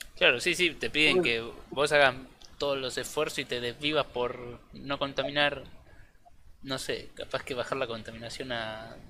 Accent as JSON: {"language": "Spanish", "town": "La Plata", "region": "Buenos Aires Province", "country": "Argentina", "said": "soy de La Plata"}